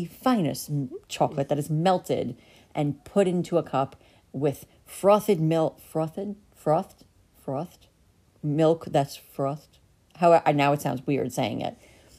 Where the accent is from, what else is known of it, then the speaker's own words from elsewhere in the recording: New York, United States; moved away; we're from New York, where there really aren't many animals.